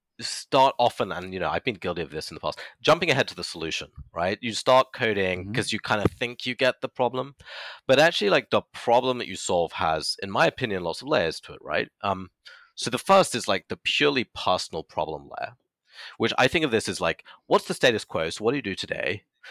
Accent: United Kingdom; so he's from Latvia, and you know, I'm British national, we worked actually remotely for a long time.

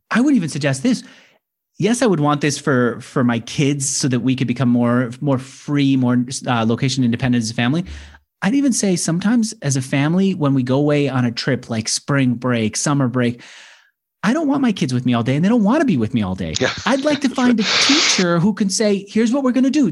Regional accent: New York, United States; accent: New Yorker; I'm from New York.

